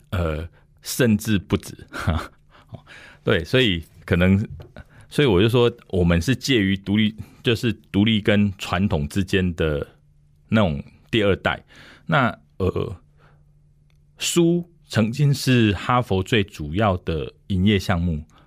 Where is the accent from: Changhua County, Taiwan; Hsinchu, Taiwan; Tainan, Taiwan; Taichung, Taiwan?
Taichung, Taiwan; Dongshi; 我是土生土长的东市人